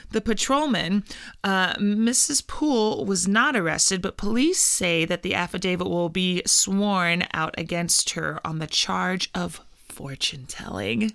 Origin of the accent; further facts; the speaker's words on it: Indiana, United States; we're from Indiana